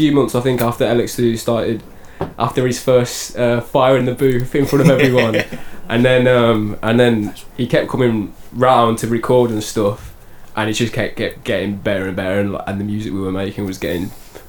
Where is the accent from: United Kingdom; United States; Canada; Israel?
United Kingdom; the Midlands, England; I'm from the Midlands, which is a very different area.